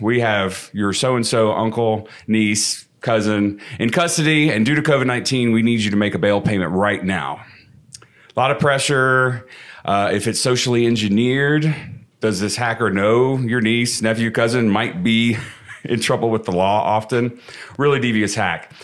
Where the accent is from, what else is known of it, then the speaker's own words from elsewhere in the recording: Houston, Texas, United States; I was on the news as a kid in a toy store in Houston